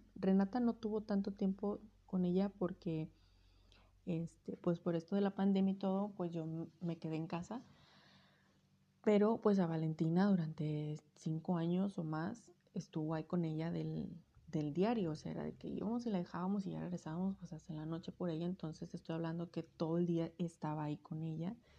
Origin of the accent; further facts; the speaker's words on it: Sonora, Mexico; yo soy de, de Sonora.